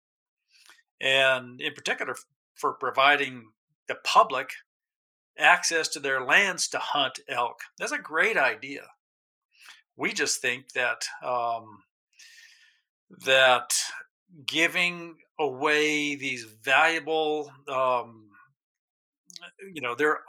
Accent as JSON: {"language": "English", "region": "New Mexico", "country": "United States", "tie": "born or raised there", "also_born_or_lived": "Alaska", "moved": "as an adult", "said": "I grew up in New Mexico"}